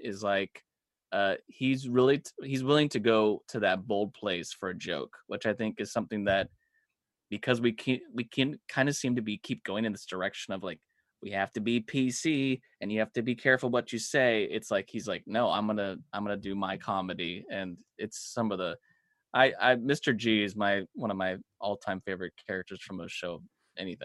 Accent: Los Angeles County, California, United States; this small little town, uh, in L A County

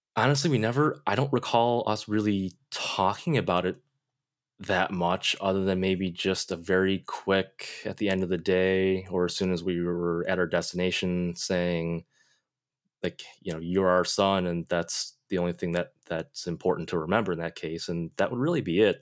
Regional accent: Buffalo, New York, United States; also born or lived in Gyeongsang province, South Korea; growing up in Buffalo, you know, the Canadian border is right, right there

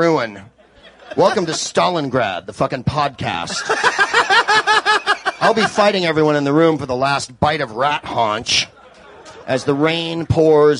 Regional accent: San Francisco, California, United States; I'm from San Francisco

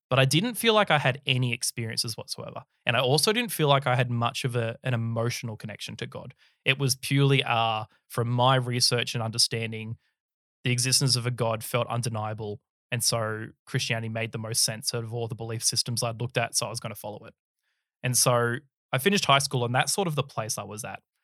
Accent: Sydney, New South Wales, Australia; I was born in the early nineties in Sydney, Australia. Uh, grew up down in the Sutherland Shire.

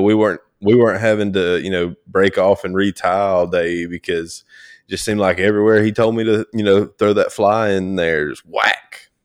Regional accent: North Georgia, United States; also born or lived in South Mississippi; I was born in North Georgia, um, born and raised, you know, still, still back here.

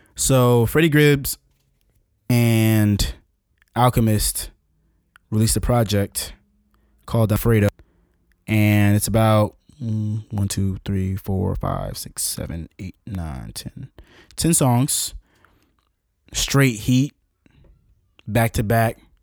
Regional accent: United States

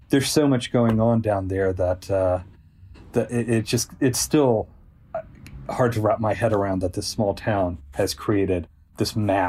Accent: Selmer, Tennessee, United States; this stretch of highway between Selmer, Tennessee, which is my hometown, and Adamsville, Tennessee. And, you know, when I was in high school, a lot of my friends and I, we would just race this road

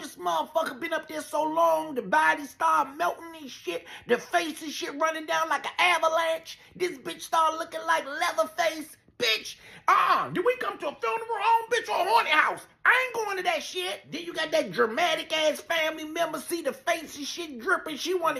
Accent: Washington, District of Columbia, United States; I'm from Southeast D.C.

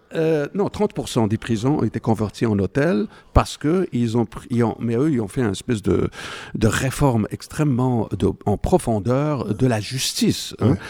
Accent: Morocco; moved away as an adult; je suis marocain d'origine, je suis né au Maroc à la fin de 1959

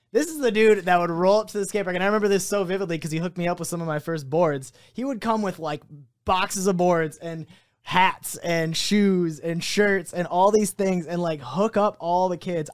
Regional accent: South Lyon, Michigan, United States; also born or lived in Livonia, Michigan; originally I was born in Livonia area. I moved to South Lyon when I was in, like, fourth grade

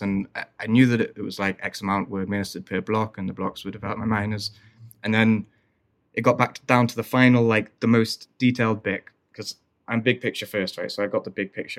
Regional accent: Wales, United Kingdom; growing up in Wales

